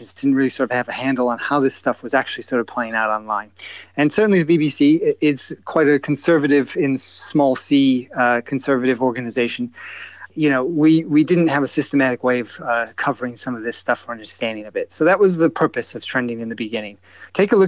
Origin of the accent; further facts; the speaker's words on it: upstate New York, United States; moved away as an adult; also born or lived in Cleveland, Ohio / Washington; now in London, United Kingdom; I am not British, but I grew up in upstate New York